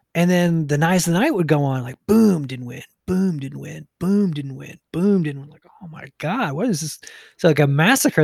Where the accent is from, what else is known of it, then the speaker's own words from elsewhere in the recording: New Jersey, United States; I'm from Jersey